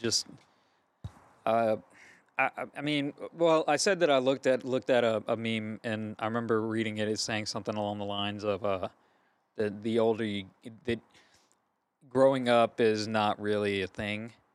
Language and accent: English; Gonzales, Louisiana, United States; I'm from Gonzales, Louisiana